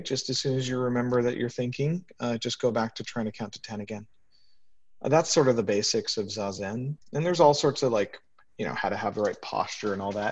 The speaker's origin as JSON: {"language": "English", "region": "New York", "country": "United States", "tie": "born or raised there", "also_born_or_lived": "Washington, District of Columbia, United States", "moved": "as an adult", "said": "New York is my hometown"}